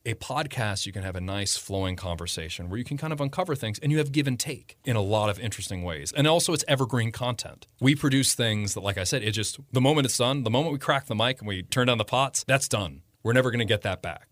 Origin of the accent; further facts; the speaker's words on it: Damascus, Maryland, United States; I'm, I'm from Damascus, just right down the road. So small town boy that always went to Frederick when I was growing up.